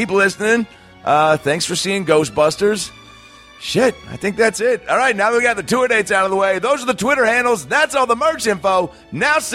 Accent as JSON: {"language": "English", "town": "Seattle", "region": "Washington", "country": "United States", "tie": "born or raised there", "moved": "yes", "lives_now": "Los Angeles, United States", "said": "Seattle, my hometown"}